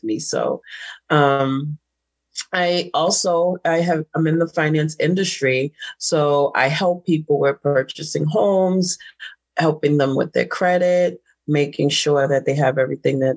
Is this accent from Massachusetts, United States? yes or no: yes; Boston, Massachusetts, United States; I'm from Boston, and I call it Boss Town